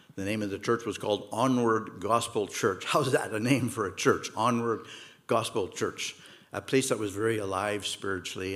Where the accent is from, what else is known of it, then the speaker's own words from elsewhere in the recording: Montreal, Quebec, Canada; moved away as an adult; also born or lived in Toronto; now in Mississauga, Canada; Peter and I grew up in Montreal.